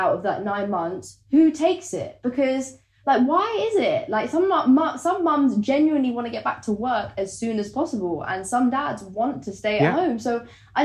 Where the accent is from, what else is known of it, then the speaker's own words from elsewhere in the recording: London, United Kingdom; For me, I'm a Londoner. I grew up in London.